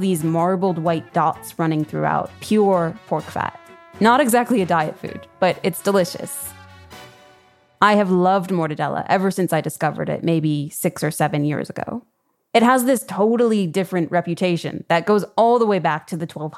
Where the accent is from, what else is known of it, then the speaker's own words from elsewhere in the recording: Chicago, Illinois, United States; I'm from the Midwest.